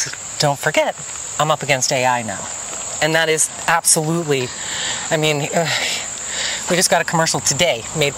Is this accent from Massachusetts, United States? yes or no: yes; Boston, Massachusetts, United States; accent: Boston; So that's what I learned. And no one believed me that I was from Boston because I didn't speak with the Boston accent. And then I turn it on.